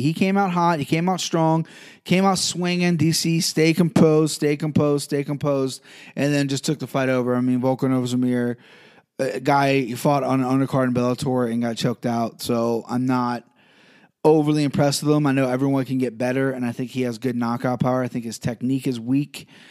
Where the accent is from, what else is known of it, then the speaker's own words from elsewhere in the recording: Cincinnati, Ohio, United States; I'm from Cincinnati.